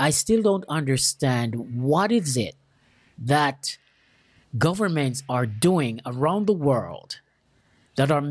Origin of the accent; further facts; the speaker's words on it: Jamaica; moved away; I'm from Jamaica. And I've left Jamaica like 30 something years ago